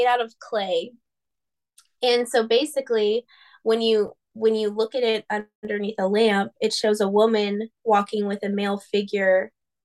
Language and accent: English; United States; accent: American; my poor American accent